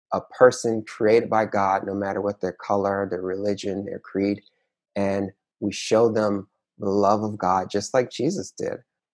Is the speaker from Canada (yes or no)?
no; Conyers, Georgia, United States; I was telling her, hey, because we're from Conyers.